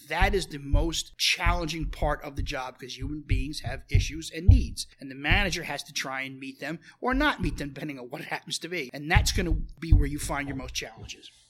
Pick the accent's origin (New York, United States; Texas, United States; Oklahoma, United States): New York, United States; New York City; I grew up in Brooklyn in the in the seventies